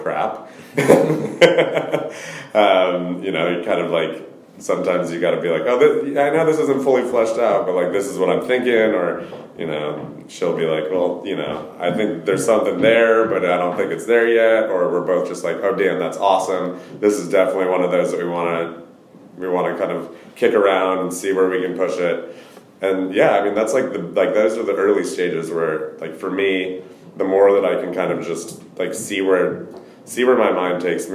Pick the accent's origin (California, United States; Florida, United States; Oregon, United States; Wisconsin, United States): Oregon, United States; Portland; I grew up in Portland, Oregon